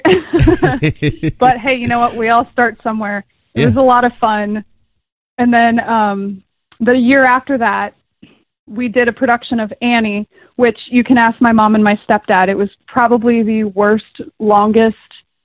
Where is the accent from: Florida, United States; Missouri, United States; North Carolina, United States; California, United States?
Florida, United States; Port Richey; I grew up in a very small, uneventful town called Port Richey, Florida